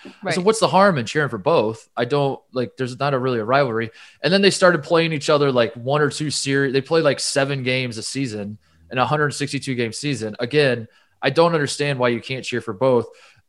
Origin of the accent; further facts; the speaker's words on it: Oklahoma City, Oklahoma, United States; now in Bozeman, United States; I'm from Oklahoma City. My dad is from, you know, Albuquerque.